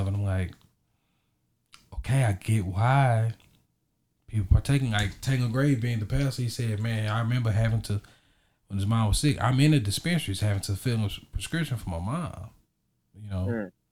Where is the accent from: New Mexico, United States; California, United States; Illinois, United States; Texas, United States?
Texas, United States; I'm from Texas